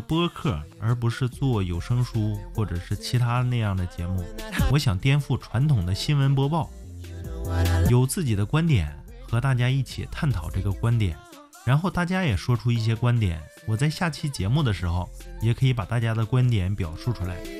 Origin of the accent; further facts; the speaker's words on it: Harbin, Heilongjiang, China; 因为它发生在我的老家呀，黑龙江哈尔滨